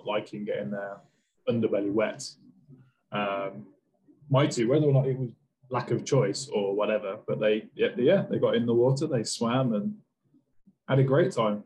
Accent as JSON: {"language": "English", "region": "Wales", "country": "United Kingdom", "tie": "born or raised there"}